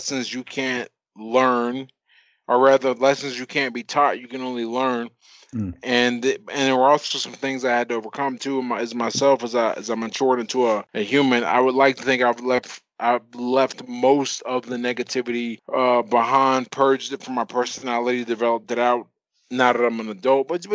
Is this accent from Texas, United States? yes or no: no; Pittsburgh, Pennsylvania, United States; I'm from Pittsburgh, Pennsylvania, and that pretty much sums me up